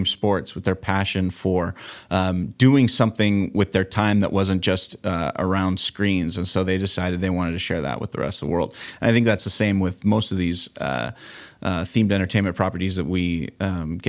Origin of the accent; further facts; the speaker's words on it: Southern California, United States; I grew up here in Southern California